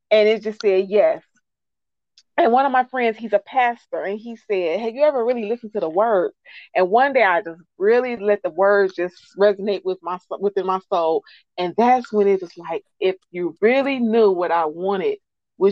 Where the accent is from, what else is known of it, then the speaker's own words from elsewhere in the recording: Detroit, Michigan, United States; I am from Detroit, Michigan